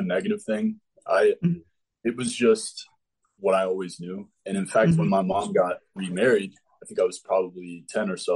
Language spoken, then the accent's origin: English; Central Florida, United States; also born or lived in Tallahassee, Florida / Richmond, Virginia; I was born in Tallahassee. Both my parents went to Florida State. And shortly after that, they split. So I was raised by my single mother, had a very close relationship with her parents, who are my grandparents. Grew up in Central Florida